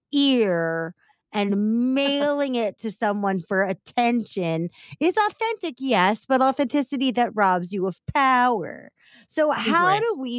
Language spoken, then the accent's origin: English; Missouri, United States; now in Chicago, United States; I'm from Missouri